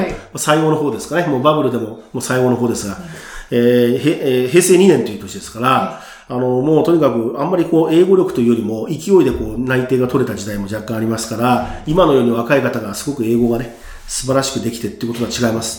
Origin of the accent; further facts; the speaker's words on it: Japan; moved away; 日本に生まれてすごく日本大好き人間